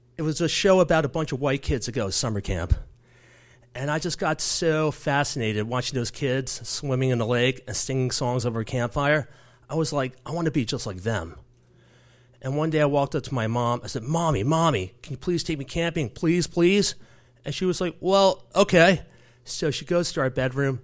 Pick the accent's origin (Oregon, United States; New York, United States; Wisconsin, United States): New York, United States; New York City; As a seven-year-old growing up in the Bronx, first generation American in the early eighties